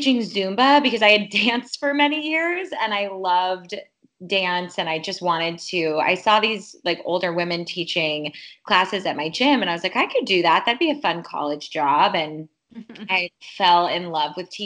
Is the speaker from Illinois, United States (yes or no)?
yes; Chicago, Illinois, United States; I was born and raised in Chicago.